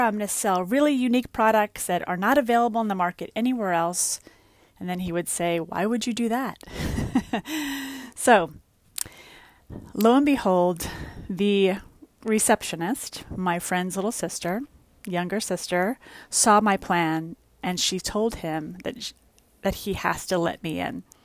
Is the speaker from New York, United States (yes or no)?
yes; New York City, New York, United States; moved away as an adult; also born or lived in Westchester, New York / Florida; I was born and raised in the Bronx and lived in Westchester for a long time.